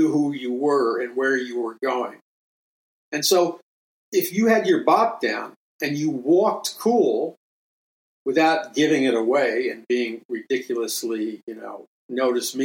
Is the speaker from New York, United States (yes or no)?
yes; New York City, New York, United States; when I grew up in Jackson Heights, Queens, and in New York City